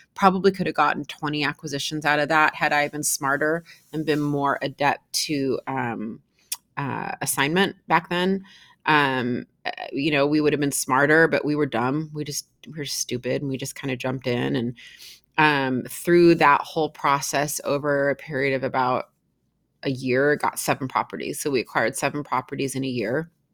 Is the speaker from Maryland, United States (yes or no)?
no; Seattle, Washington, United States; born and raised in Seattle, Washington.